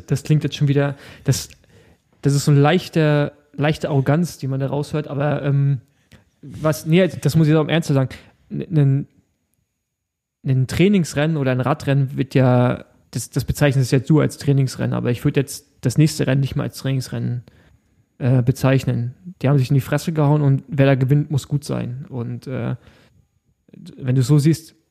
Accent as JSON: {"language": "German", "region": "East Germany", "country": "Germany", "said": "bei uns im Osten"}